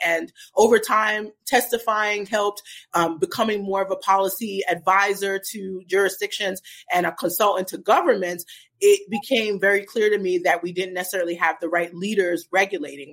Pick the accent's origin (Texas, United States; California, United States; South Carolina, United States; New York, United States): New York, United States; New York City; moved away as an adult; also born or lived in New Jersey; now in Portland, United States; I'm originally from Brooklyn, New York. Um, uh, so I grew up in Brooklyn